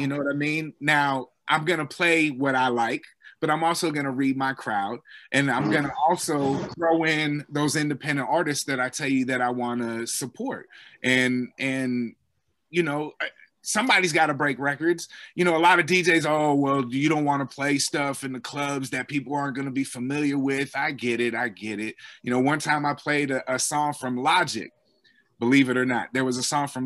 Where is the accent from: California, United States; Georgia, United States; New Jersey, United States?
California, United States; Bay Area; Growing up in the Bay Area